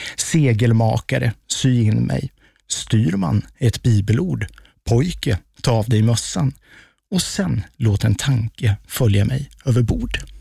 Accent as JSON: {"language": "Swedish", "region": "Östergötland", "country": "Sweden", "moved": "yes", "lives_now": "Stockholm, Sweden", "said": "när man som östgöte flyttar upp till Stockholm"}